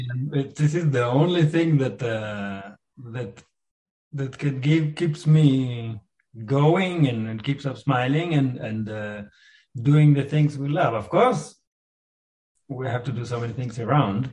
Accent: Rehovot, Central District, Israel; a conservatory in Rehovot, where I was born in Israel.

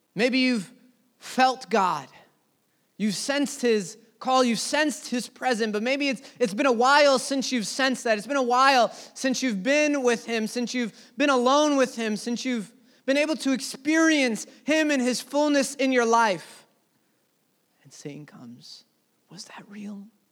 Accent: United States; as an American church

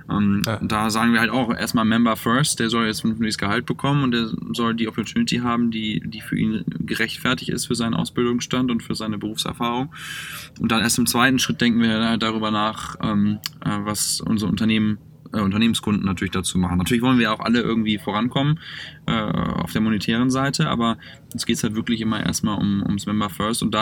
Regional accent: Northern Germany, Germany; moved away as an adult; also born or lived in Cologne / Düsseldorf / Hamburg; now in Mountain View, United States; komme ja nun aus dem Norden

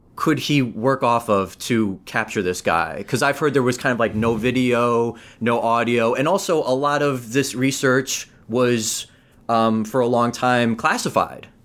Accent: United States; being born and raised in America

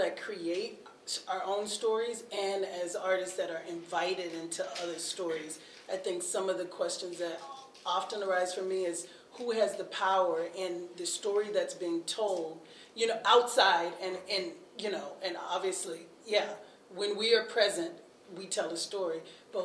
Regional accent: the South, United States; now in Twin Cities, United States; I grew up in the church and I grew up in the South

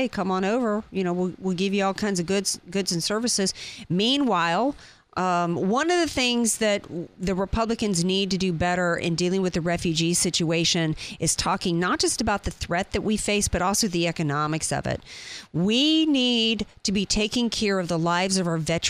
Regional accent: United States; I don't identify with anything of my ancestry because, you know what, I was born here

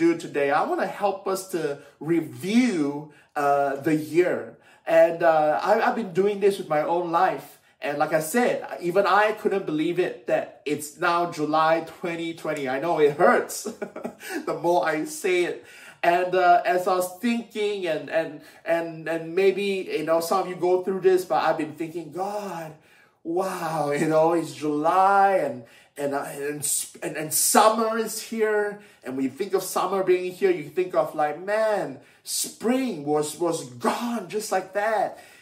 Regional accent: Malaysia; moved away as an adult; now in United Kingdom; when I was young, growing up in Malaysia

